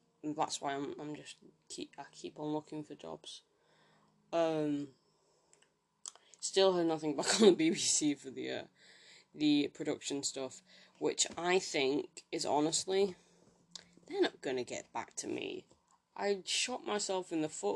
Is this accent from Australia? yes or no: no; Manchester, North West England, United Kingdom; I'm from Manchester.